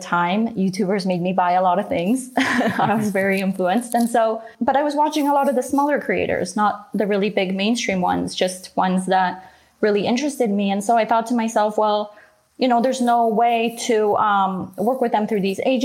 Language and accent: English; Canada; growing up in Canada, living in Canada